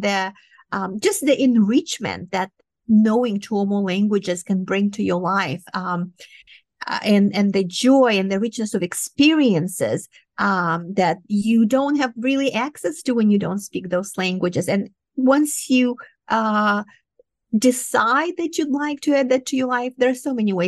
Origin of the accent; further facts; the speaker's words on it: Moldova; first language Romanian; English is a second language; moved away as an adult; also born or lived in Ithaca, New York; now in United States; I myself am a Romanian, but I grew up in Soviet Union. So I'm from the eastern part of Romania. That was a Soviet territory. So Russian was my second language.